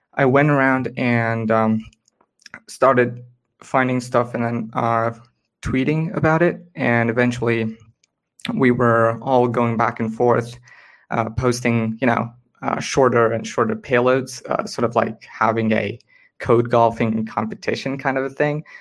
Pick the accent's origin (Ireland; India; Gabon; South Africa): India; I'm from India primarily